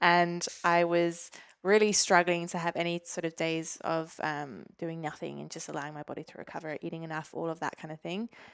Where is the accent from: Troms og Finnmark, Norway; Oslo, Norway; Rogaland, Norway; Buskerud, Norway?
Rogaland, Norway; Stavanger; moved away as an adult; now in Newcastle, Australia; Stavanger where I grew up in Norway